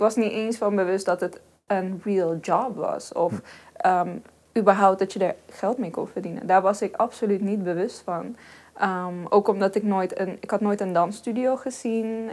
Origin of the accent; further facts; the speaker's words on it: Helmond, North Brabant, Netherlands; ik ben geboren en getogen in Helmond.